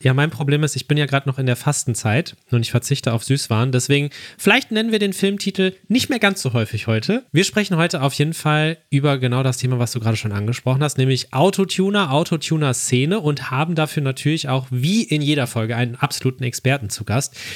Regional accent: Ruhr area, North Rhine-Westphalia, Germany; ich komme ja auch nicht aus Bremerhaven, sondern ich komme aus dem Ruhrgebiet

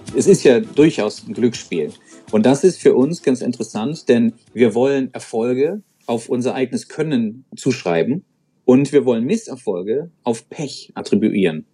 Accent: Hamburg, Germany; als Hamburger

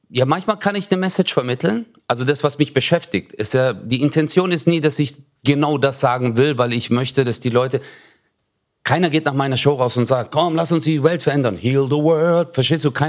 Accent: Turkey; Aber ja, für uns war es halt äh, so als Türke immer, deswegen machen wir das auch auf der Bühne, weißt du?

